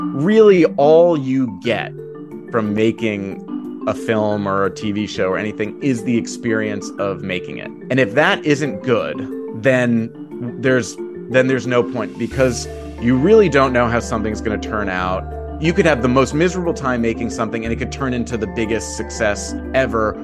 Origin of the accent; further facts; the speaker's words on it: New York City, New York, United States; I grew up in New York City